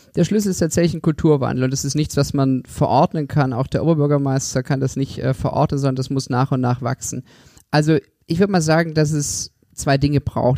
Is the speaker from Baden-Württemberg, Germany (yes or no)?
yes; Stuttgart, Baden-Württemberg, Germany; moved away as an adult; also born or lived in Konstanz / Oxford / Berlin / Tengen; Ich bin in Stuttgart geboren und aufgewachsen